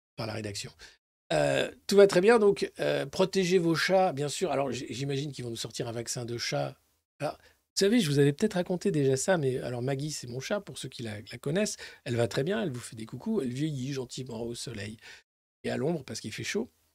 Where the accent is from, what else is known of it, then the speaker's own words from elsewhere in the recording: Dijon, Bourgogne-Franche-Comté, France; c'est à Dijon, c'est ville, euh, c'est de là d'où je viens, Dijon